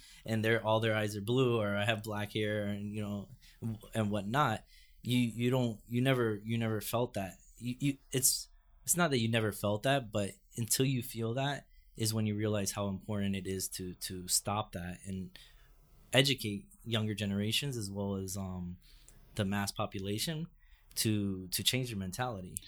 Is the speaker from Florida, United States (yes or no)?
yes; Fort Lauderdale, Florida, United States; now in New York, United States; I grew up in Fort Lauderdale, which is just a half hour north of Miami